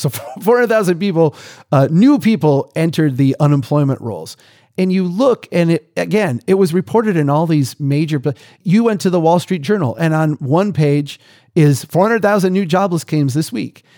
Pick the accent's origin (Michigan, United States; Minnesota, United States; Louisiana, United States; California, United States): Minnesota, United States; we here in, in my home state